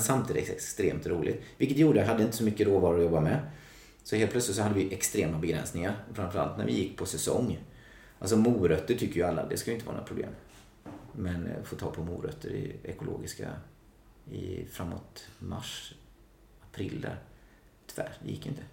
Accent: Mullsjö, Jönköping County, Sweden; från ett litet samhälle som heter Mullsjö. Ligger utanför Jönköping. Ja. På västgötasidan måste man ju vara tydlig med att säga då.

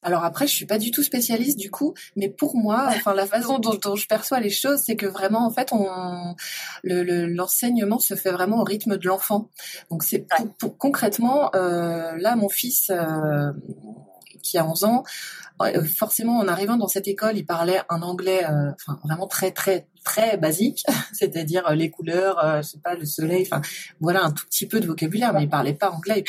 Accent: Côtes-d'Armor, Côte de Granit Rose, Brittany, France; moved away as an adult; also born or lived in Paris / Montreuil / Mauritius; now in Bali, Indonesia; j'ai grandi en Bretagne

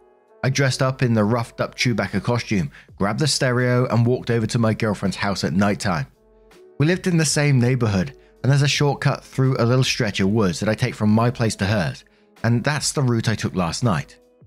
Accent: Denver, Colorado, United States; Would this affect me nationally or just my hometown of Denver, Colorado?

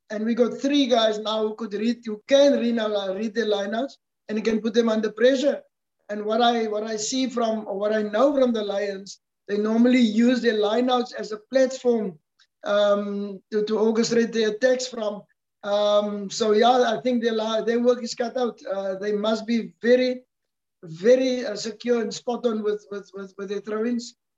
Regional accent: South Africa; as a South African

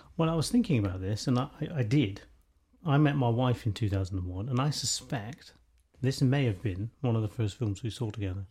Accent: United Kingdom; we were just really confident about who we were as British people

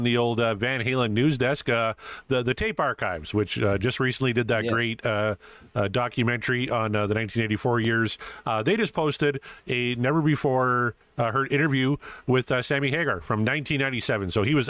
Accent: Canada; Guys got to help me out here because I'm Canadian.

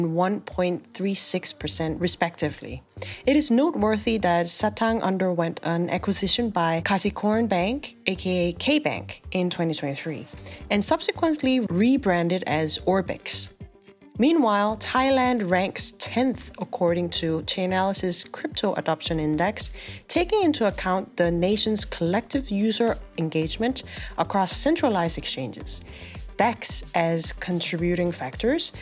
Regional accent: South Korea; My home country, South Korea's Financial Services Commission

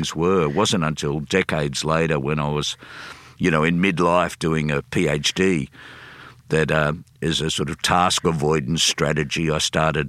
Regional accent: Sydney, New South Wales, Australia; I am a Sydney person. I grew up in Maroubra, in Sydney

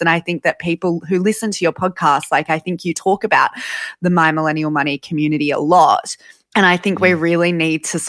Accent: Sydney, New South Wales, Australia; I grew up in Sydney in Lane Cove and it was just me and my mum.

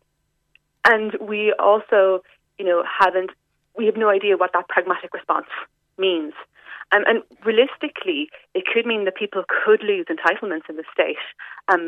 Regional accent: West Cork, Munster, Ireland; I'm from West Cork myself.

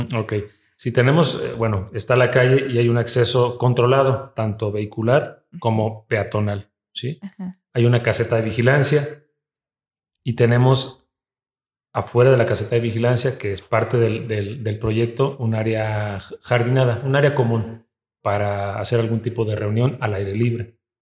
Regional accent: Mexico; somos mexicanos los que estamos aquí

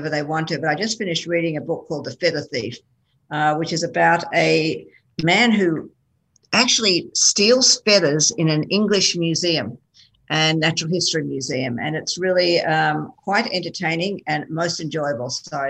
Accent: Sydney, New South Wales, Australia; now in New York, United States; I love Sydney. I still love Sydney. My recollections are I went to a fabulous school. I was very fortunate. I went to a school up top of a hill called Kambala

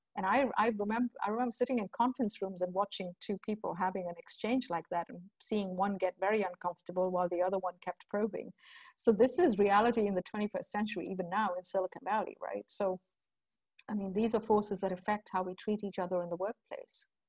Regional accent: India; moved away; also born or lived in United Kingdom / United States / Europe; I grew up in India, right? And so I grew up with the whole class and caste thing and gender thing.

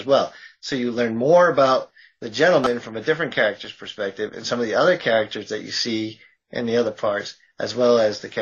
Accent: Massachusetts, United States; I'm from Massachusetts

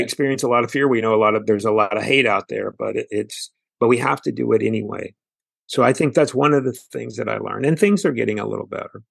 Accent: Houston, Texas, United States; I'm also from Houston, Texas

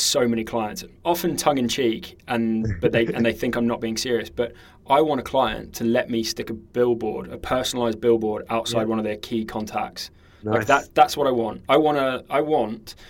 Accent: New Zealand; I grew up in New Zealand

